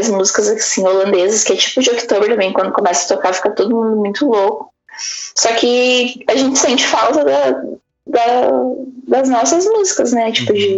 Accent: Brazil; eu e todas as minhas amigas brasileiras, como bons brasileiros, a gente uhum. não ia passar o carnaval em casa.

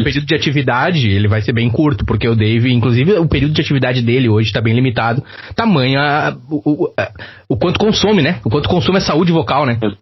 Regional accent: Rio Grande do Sul, Brazil; accent: gaúcho; nosso sotaque gaúcho

